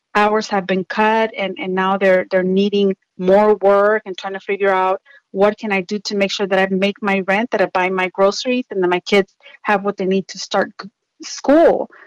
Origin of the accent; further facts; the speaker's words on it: Houston, Texas, United States; I grew up in Southwest Houston in the 80s